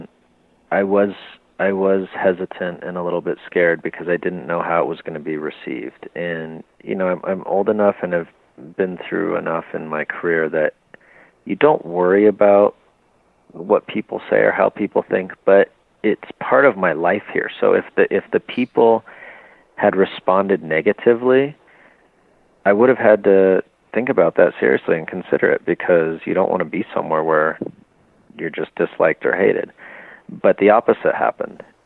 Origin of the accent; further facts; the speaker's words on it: Southern California, United States; moved away as an adult; now in León, Mexico; I grew up in Southern California